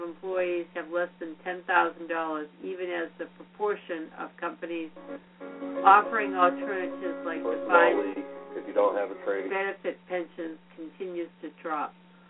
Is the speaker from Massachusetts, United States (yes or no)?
yes; Quincy, Massachusetts, United States; my hometown, Wollaston, Massachusetts.